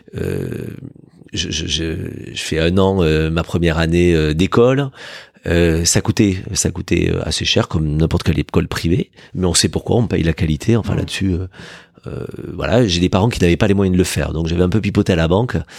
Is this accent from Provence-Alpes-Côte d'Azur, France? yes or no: no; Villefranche-de-Rouergue, Occitania, France; moved away as an adult; l'état civil me ramène dans la douce et belle ville de Villefranche de Rouergue, dans l'Aveyron, euh, dans laquelle j'ai grandi jusqu'à 18 ans.